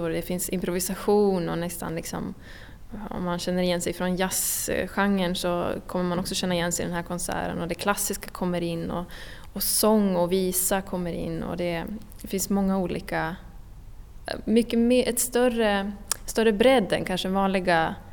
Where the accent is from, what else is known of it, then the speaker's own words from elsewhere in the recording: Åland Islands; also born or lived in Stockholm; jag är violinist och jag är från Åland och jag frilansar som eh, musiker, violinist, eh, projektkoordinator och olika grejer på Åland och i Stockholm.